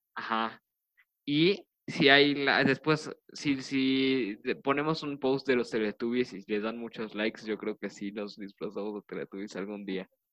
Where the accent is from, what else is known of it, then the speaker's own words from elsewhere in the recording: Mexico City, Mexico; somos de la Ciudad de México y pues todos los de la Ciudad de México fuimos un cuarto de unos güeyes de prepa